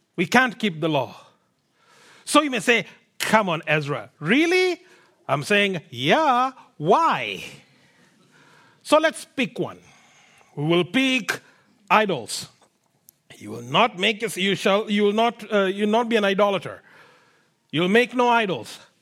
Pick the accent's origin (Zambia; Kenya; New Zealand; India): Kenya; now in Canada; I come from Kenya, born and brought up there